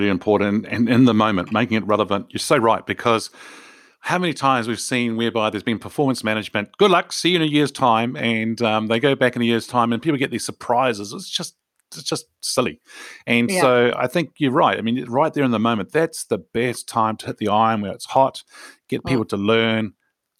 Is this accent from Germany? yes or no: no; New Zealand; I'm a Kiwi